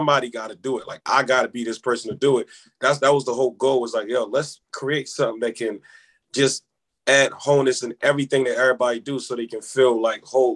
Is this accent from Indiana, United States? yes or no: no; Philadelphia, Pennsylvania, United States; also born or lived in Senegal; growing up in Philly